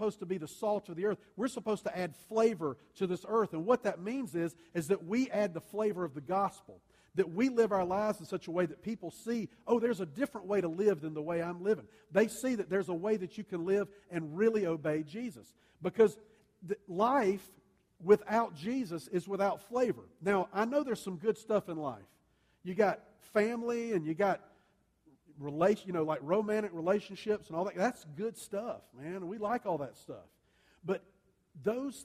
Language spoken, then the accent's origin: English; the South, United States; I grew up in the South.